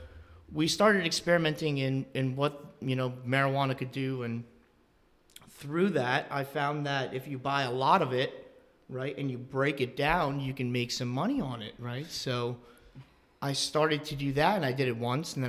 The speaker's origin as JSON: {"language": "English", "town": "Northampton", "country": "United States", "tie": "born or raised there", "said": "We both live in Northampton"}